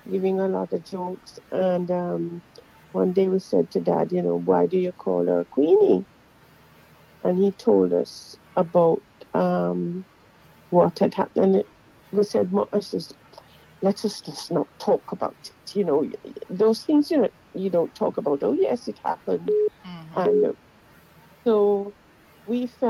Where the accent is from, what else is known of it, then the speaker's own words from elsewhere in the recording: Jamaica; I was born in Jamaica and grew up in Jamaica